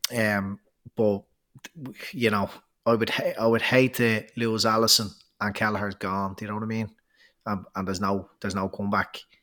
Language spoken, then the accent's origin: English; Ireland